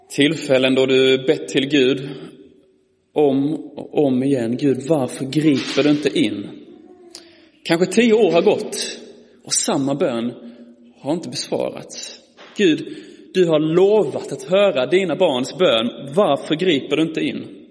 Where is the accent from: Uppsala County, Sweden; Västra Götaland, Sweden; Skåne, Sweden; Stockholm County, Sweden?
Skåne, Sweden; Malmö; som ni anar på min dialekt är jag ifrån eh, Malmö, eller Skåne.